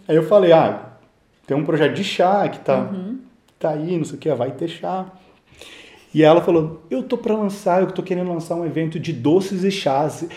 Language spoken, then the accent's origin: Portuguese; Brasília, Federal District, Brazil; also born or lived in Sweden; eu não nasci no, no, no Brasil, nasci durante o doutorado do meu pai na Suécia. E vim para cá com quatro anos, para Brasília.